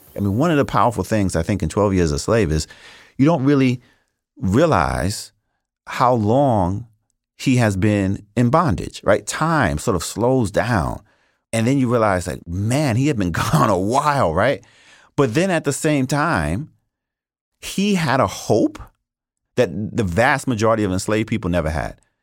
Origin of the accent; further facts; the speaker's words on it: New York City, New York, United States; I'm originally from Brooklyn, New York, and there was no discussion of slavery in the public schools that I went to in New York City